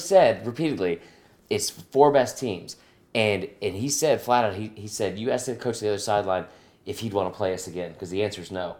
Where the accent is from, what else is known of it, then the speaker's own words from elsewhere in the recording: Stone Mountain, Georgia, United States; I'm from Stone Mountain